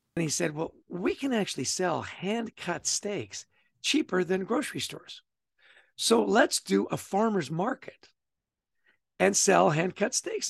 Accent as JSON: {"language": "English", "town": "Vancouver", "region": "British Columbia", "country": "Canada", "tie": "born or raised there", "also_born_or_lived": "Edmonton", "said": "I grew up in Canada. I was born in Edmonton and grew up in Vancouver."}